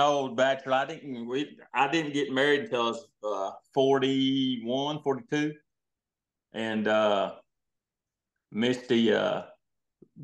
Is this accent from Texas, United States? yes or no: yes; Littlefield, Texas, United States; also born or lived in Lubbock, Texas / San Angelo, Texas; I was born in Littlefield, just right outside of Lubbock here. So kind of been here our whole life